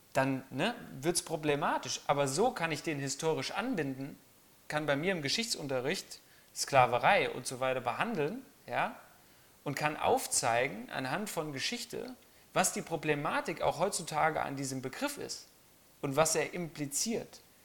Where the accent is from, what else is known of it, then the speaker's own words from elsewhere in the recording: Germany; bei uns in Deutschland